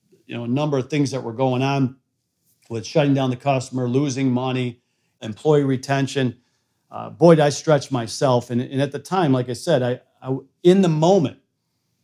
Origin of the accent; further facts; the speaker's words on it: Flint, Michigan, United States; moved away; also born or lived in Sweden; I grew up in Flint, Michigan